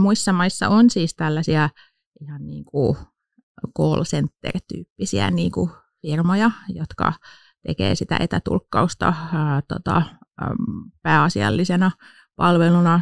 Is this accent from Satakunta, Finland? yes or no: yes; Pori, Satakunta, Finland; moved away as an adult; now in Turku, Finland; Mä oon itse alun perin Porista kotosin, mutta on tänne jäänyt sitten, kun opiskelemaan, oli, opiskelemaan tulin, niin jäin sitten tänne